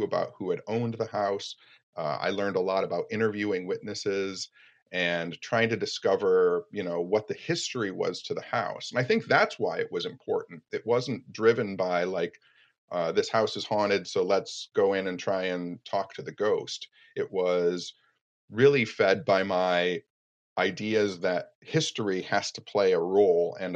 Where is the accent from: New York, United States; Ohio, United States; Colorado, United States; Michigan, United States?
Michigan, United States; Royal Oak; Royal Oak, too, which is my hometown